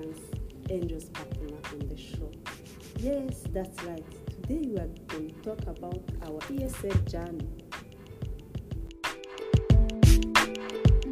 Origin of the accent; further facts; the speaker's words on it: Rwanda; first language Kinyarwanda; English is a second language; moved away as an adult; now in Canada; My back home country is Rwanda. We used to use Kinyarwanda as first language and French as second language only.